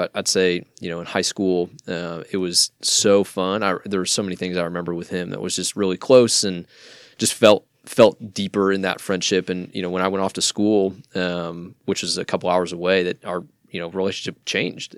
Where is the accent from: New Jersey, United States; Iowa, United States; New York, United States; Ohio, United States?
Iowa, United States; moved away as an adult; now in Dallas, United States; born and raised in Iowa, uh, moved down to Dallas, uh, about ten years ago